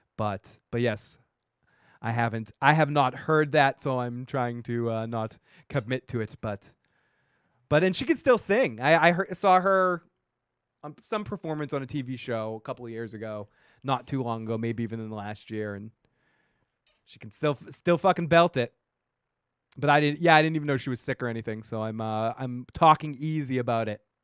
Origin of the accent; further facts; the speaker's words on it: a town next to Marblehead, Massachusetts, United States; accent: Boston; also born or lived in Salem, Massachusetts; I grew up a fucking town over